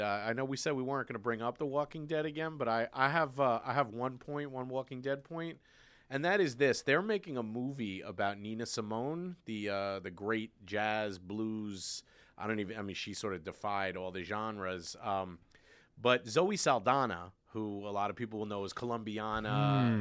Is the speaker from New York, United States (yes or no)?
yes; New York City, New York, United States; I grew up in Brooklyn, you know, we had the subway